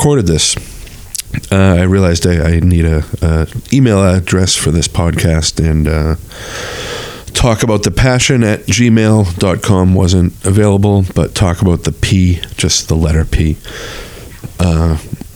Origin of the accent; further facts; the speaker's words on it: North Shore, Massachusetts, United States; we were both growing up on the North Shore